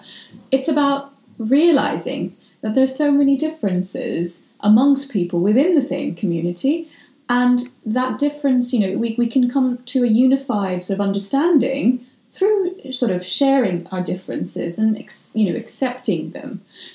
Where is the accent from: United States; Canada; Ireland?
Ireland; I am a Muslim, practicing one. And I grew up in Ireland. So that is also part of my identity.